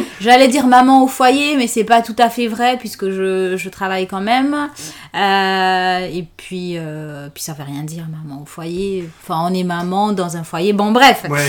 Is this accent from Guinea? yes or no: yes; Conakry, Guinea; moved away as an adult; je suis née en Guinée, à Conakry, et j'ai passé les 24 premières années de ma vie là-bas